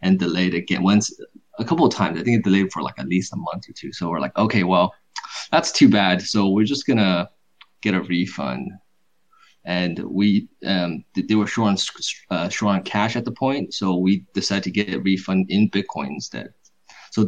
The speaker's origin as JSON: {"language": "English", "area": "Silicon Valley area", "region": "California", "country": "United States", "said": "I am from California, Silicon Valley area"}